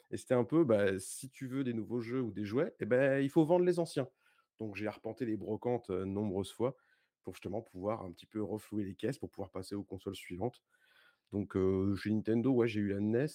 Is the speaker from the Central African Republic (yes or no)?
no; Paris region, Île-de-France, France; je suis de région parisienne